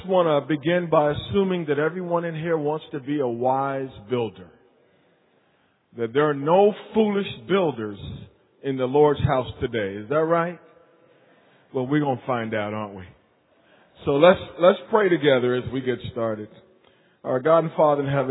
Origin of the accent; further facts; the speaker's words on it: Wilmington, North Carolina, United States; moved away; I was born and raised in Wilmington, North Carolina